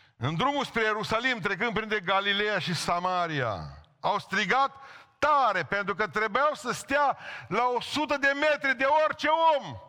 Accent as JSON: {"language": "Romanian", "country": "Romania", "said": "am simțit că sunt român"}